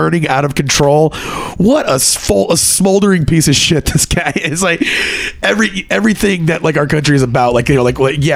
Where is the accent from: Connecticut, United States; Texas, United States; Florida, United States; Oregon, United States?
Texas, United States; Fort Hood; I grew up around Fort Hood and, like, very rooted in the military